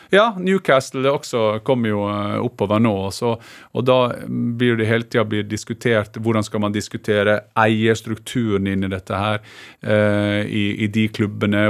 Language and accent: Norwegian; Gursken, Møre og Romsdal, Norway; moved away; jeg er veldig knytta til uh, heimstaden min